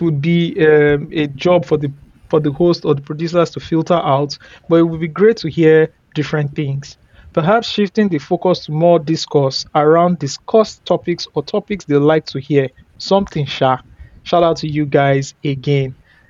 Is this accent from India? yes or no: no; Aba, Abia, Nigeria; moved away; Before I left the country 5 years ago, I grew up in Abba.